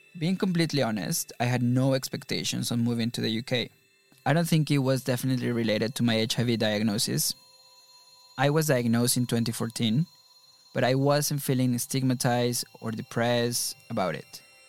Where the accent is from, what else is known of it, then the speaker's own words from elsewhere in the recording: Mexico; moved away as an adult; now in London, United Kingdom; Growing up in Mexico